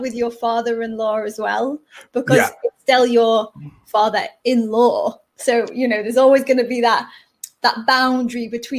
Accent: Liverpool, North West England, United Kingdom; accent: Scouse; So I'm from a city called Liverpool, which is in the northwest of England. So I speak with a Scouse accent.

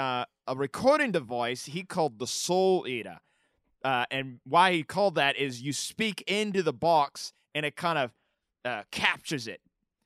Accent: Australia; accent: Australian; now in New York, United States; By the way, if you guys just hear me say dingo, it's kind of to set myself back into my Australian accent. I've been slightly losing my accent here in New York.

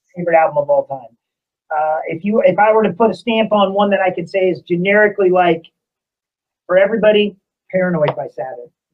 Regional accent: Indiana, United States; we're from Indiana

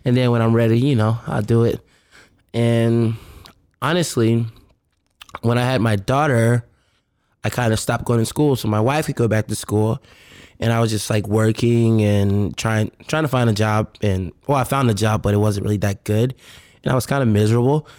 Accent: Richmond, Virginia, United States; now in Los Angeles, United States; I'm from Virginia, Richmond, Virginia, R V

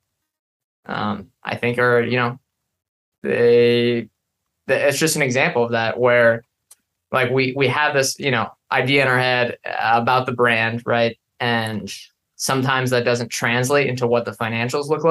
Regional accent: Pacific Northwest, United States; we're from the Pacific Northwest

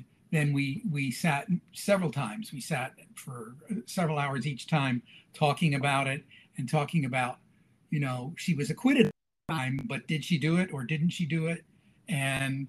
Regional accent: Lebanon, Pennsylvania, United States; moved away; also born or lived in Illinois / Shenandoah; I'm originally from Pennsylvania. Lebanon, Pennsylvania

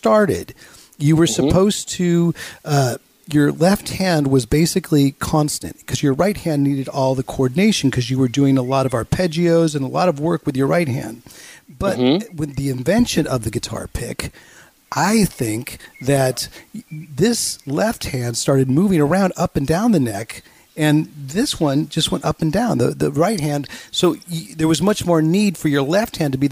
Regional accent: Bay Area, California, United States; also born or lived in Los Angeles; being raised in the Bay Area

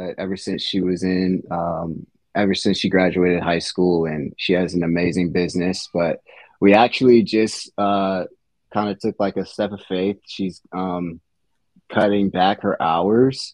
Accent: Virginia Beach, Virginia, United States; also born or lived in Richmond, Virginia; now in Williamsburg, United States; I'm actually from the Virginia Beach area, which is an hour away from here

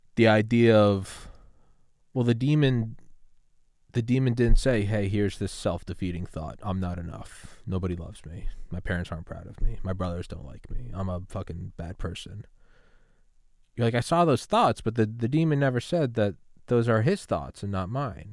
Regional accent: New England, United States; I'm from New England

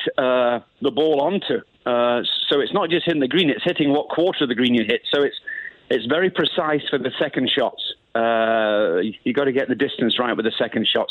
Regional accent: United Kingdom; accent: Queen's English; my accent, but it's more Queen's English than nothing else

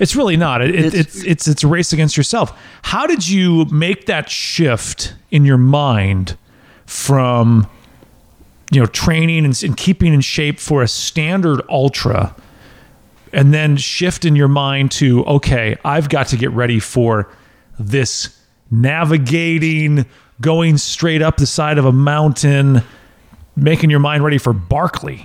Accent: United States; the American in me

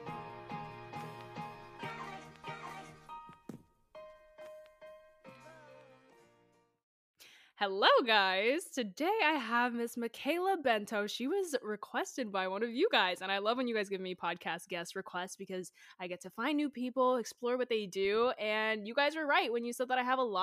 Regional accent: North Carolina, United States; I'm from North Carolina and a lot of colleges are like 45 minutes, an hour 30 maybe away from like Charlotte

